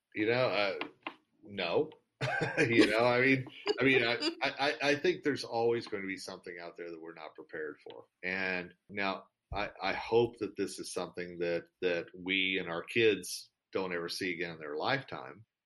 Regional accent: United States; me as an American

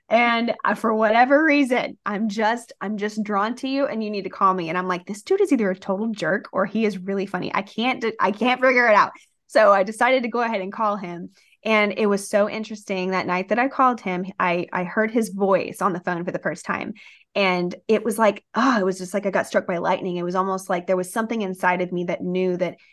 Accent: Rio Grande Valley, deep South Texas, United States; We grew up down in the Rio Grande Valley, which is like deep South Texas by South Padre Island.

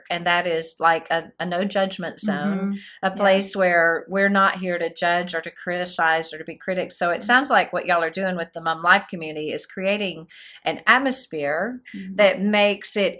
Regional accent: the South, United States; accent: Southern; my old Southern accent

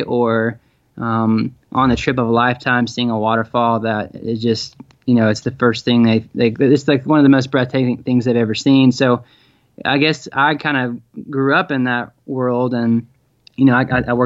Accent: Tennessee, United States; also born or lived in Tacoma, Washington / Chattanooga, Tennessee; I was born in Tacoma, but I pretty much was raised in Tennessee

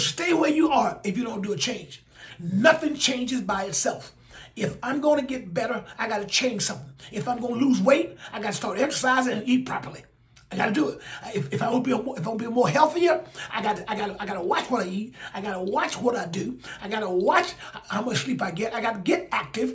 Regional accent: Alabama, United States; in Alabama, in my home state

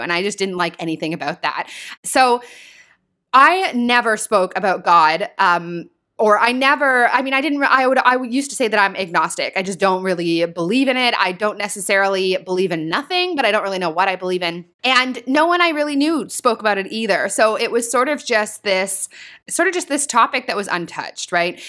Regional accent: small town an hour north of Toronto, Ontario, Canada; I'm from Toronto, as many of you guys know, and I actually grew up in a small town about an hour north of the city here

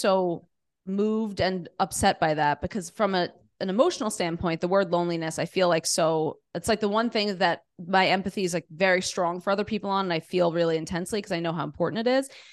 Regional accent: New York City, New York, United States; I grew up in New York City, in Queens, New York City

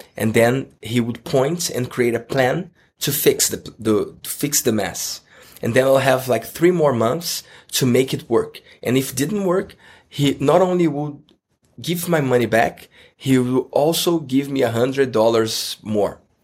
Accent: Rio de Janeiro, Brazil; English is a second language; I'm from Rio de Janeiro

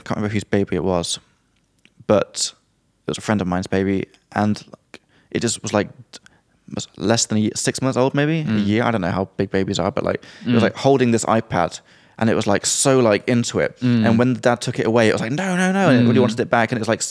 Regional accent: South West England, United Kingdom; Well, I'm from Somerset and I got these long R's.

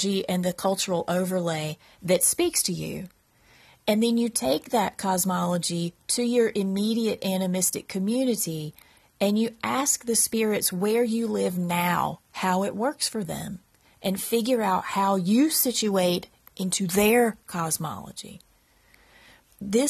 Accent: Eastern North Carolina, United States; I live in Central North Carolina. I grew up in Eastern North Carolina. I've lived here all of my life.

